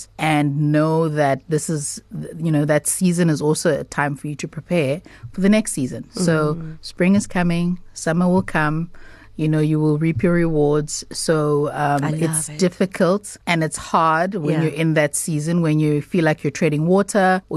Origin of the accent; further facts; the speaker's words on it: Durban, KwaZulu-Natal, South Africa; I come from, I'm from Durban